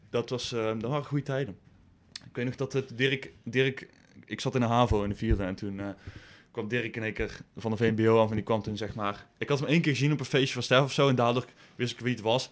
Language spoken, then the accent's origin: Dutch; Boekel, North Brabant, Netherlands; moved away as an adult; now in Nijmegen, Netherlands; Ik kom uit Boekel. Ik woon eh, in Nijmegen